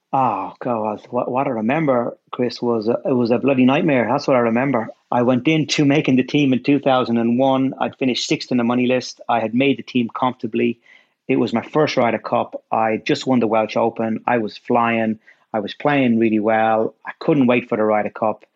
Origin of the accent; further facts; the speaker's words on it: Dublin, Leinster, Ireland; I grew up in Ireland. Grew up in a suburb of Dublin